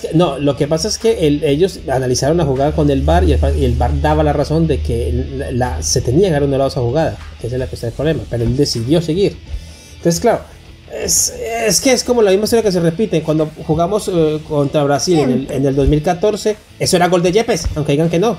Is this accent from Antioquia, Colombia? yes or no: no; Calarcá, Quindío, Colombia; Calarca es nuestro pueblo natal, de todos nosotros aquí, nacimos allá